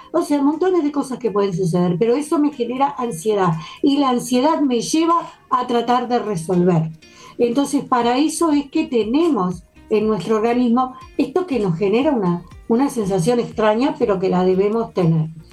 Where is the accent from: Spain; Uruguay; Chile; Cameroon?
Uruguay; como todo uruguayo